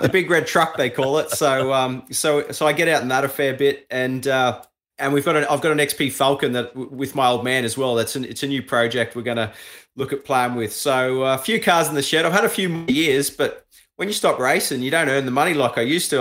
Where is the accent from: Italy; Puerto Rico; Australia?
Australia; I'm an Aussie, you know, and it was great to come home and, and, and race in Australia